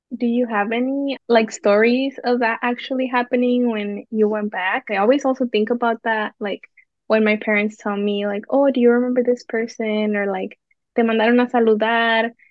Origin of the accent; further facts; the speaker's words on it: Zamora, Michoacán, Mexico; I'm from Zamora